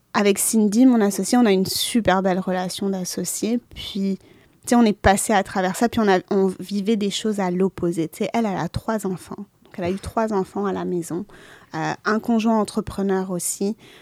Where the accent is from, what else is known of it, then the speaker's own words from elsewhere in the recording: Lebanon; moved away; je suis libanaise